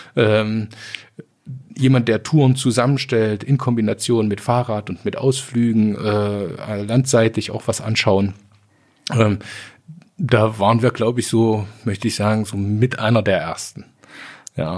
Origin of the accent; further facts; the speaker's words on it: Sangerhausen, Saxony-Anhalt, Germany; also born or lived in Jena; now in Kirchscheidungen, Germany; ich bin geboren in Sangerhausen. Ja. Rosenstadt Sangerhausen